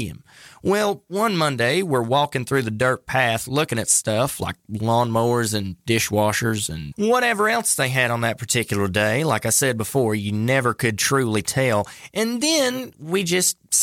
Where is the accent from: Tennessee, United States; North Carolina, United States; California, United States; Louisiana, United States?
North Carolina, United States; North Carolina, my home state